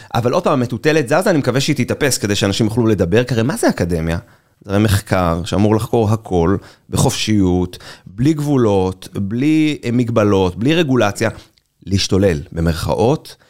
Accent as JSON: {"language": "Hebrew", "country": "Israel", "said": "אני ישראלי, אחרי צבא, שלא מבין כלום מהחיים שלו, עם אנגלית רצוצה."}